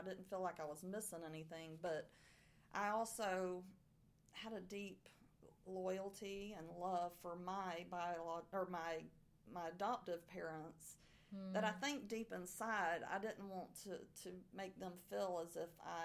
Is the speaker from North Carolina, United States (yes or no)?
no; Arcadia, Florida, United States; born or raised there; accent: southern